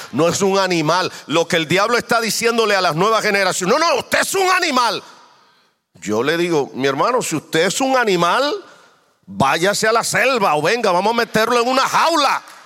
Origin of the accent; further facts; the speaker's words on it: Dominican Republic; moved away; yo vengo de otro contexto diferente. Yo soy dominicano